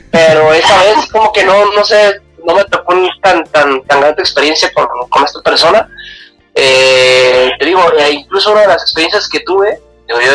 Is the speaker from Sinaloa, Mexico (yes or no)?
no; Guadalajara, Jalisco, Mexico; soy un chavo de Guadalajara, Te digo chavo, bueno, todo soy chavo, ¿vale? 31 años de edad tengo